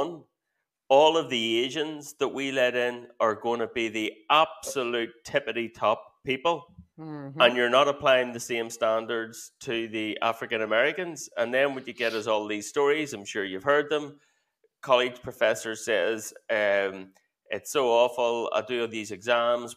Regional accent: Belfast, Northern Ireland, United Kingdom; Where I grew up in Belfast

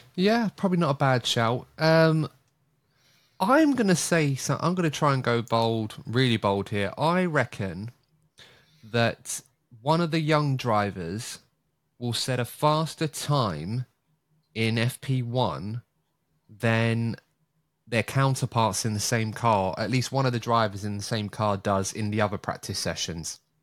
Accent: United Kingdom; being a Brit

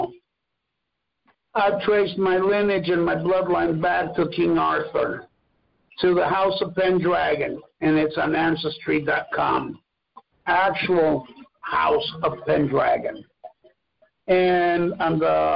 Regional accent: Mexico; English is a second language; moved away; I wasn't raised in the United States. I was raised in Mexico.

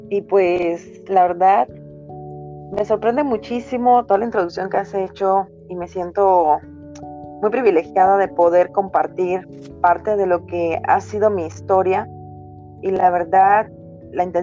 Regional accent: La Ruda, Havana, Cuba; moved away as an adult; now in Mexico; nací en un pequeño pueblo de la provincia habanera que se llama La Ruda, es el nombre de una planta medicinal. Ahí viví 25 años de mi vida. Y fue una niñez, puedo decir que bonita, sana y muy ingenua también.

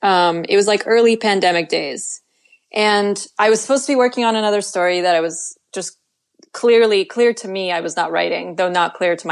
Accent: Russia

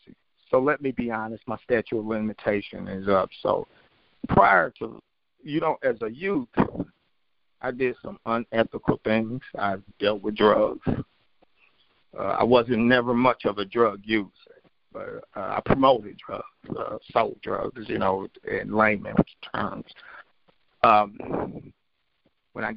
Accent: St. Louis, Missouri, United States; I grew up in North St. Louis, which is considered one of the most highest crimes

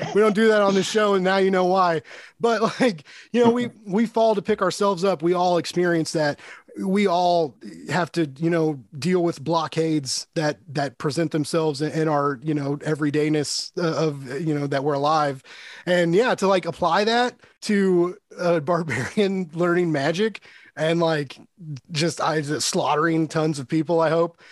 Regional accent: Kansas City, United States; I'm from Kansas city

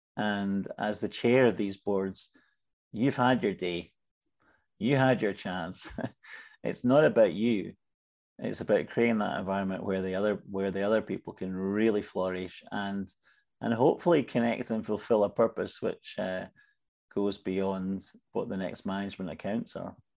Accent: Scotland, United Kingdom; I'm Scottish.

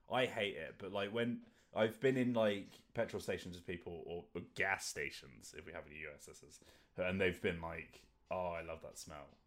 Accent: Luton, East of England, United Kingdom; I'm from Luton.

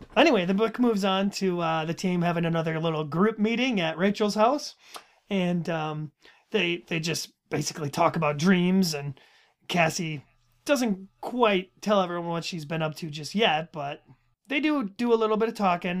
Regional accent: Minnesota, United States; it's just kind of how it comes out when you're talking really fast. It's just, it's Minnesota

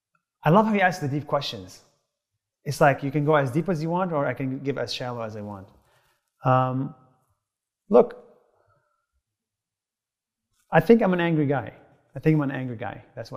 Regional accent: Nazareth, Northern District, Israel; So I grew up in Israel, right, as a Palestinian.

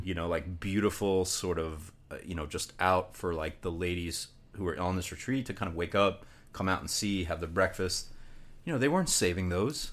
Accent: Long Island, Nassau County, New York, United States; also born or lived in Virginia; I was born on Long Island and, uh, raised, uh, Long Island, Nassau County, about forty minutes east of Manhattan.

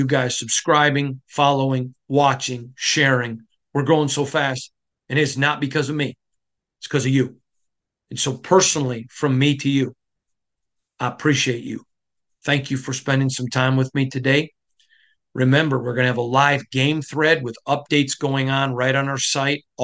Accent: Michigan, United States; now in Las Vegas, United States; I'm from Michigan

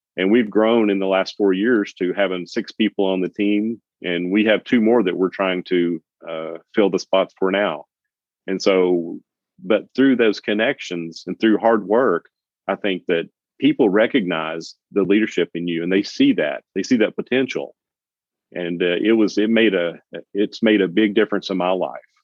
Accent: Knoxville, Tennessee, United States; moved away as an adult; also born or lived in Jacksonville, Florida; It's my hometown where I'm where I was born and raised

